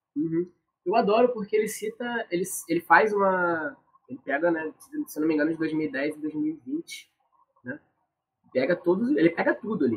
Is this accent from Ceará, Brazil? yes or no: no; Rio de Janeiro, Brazil; eu sou do Meia